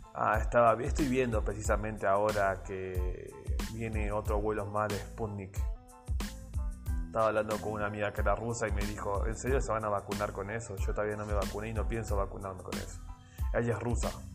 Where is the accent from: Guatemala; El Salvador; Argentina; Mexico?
Argentina; Soy argentino